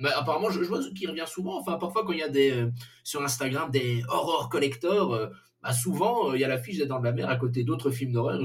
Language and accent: French; Belgium; on est belge